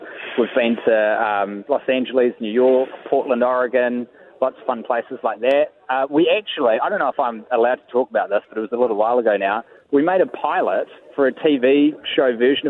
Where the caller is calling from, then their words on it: Auckland, New Zealand; I'm actually inside of Britomart, and you're hearing the CityLink rail network being constructed around me.